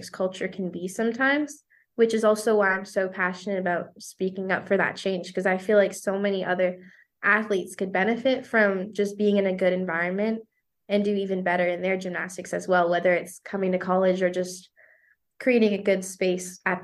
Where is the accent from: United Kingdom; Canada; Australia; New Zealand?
Canada; first language French; English is a second language; now in United States; My first language was French.